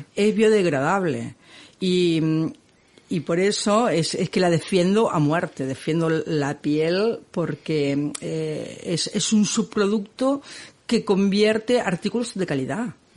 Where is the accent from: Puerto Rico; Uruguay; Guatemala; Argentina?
Argentina; now in Catalonia, Spain; Yo soy argentina